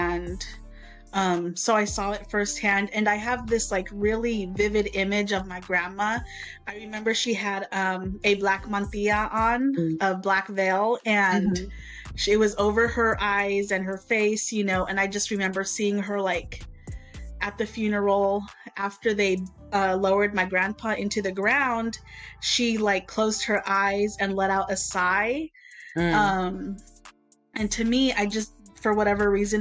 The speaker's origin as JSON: {"language": "English", "area": "Central Valley", "region": "California", "country": "United States", "tie": "born or raised there", "said": "I grew up in the Central Valley."}